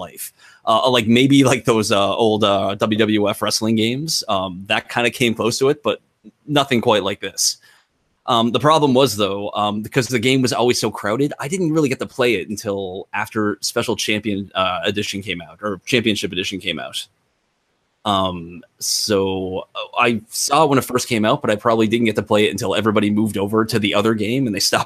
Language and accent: English; Sydney, Nova Scotia, Canada; Mayflower Mall in my hometown of Sydney, Nova Scotia